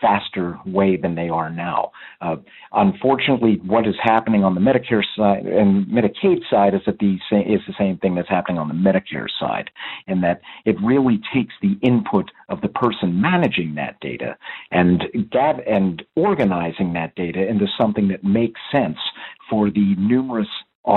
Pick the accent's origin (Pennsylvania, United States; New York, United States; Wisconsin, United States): Wisconsin, United States; my hometown of Wisconsin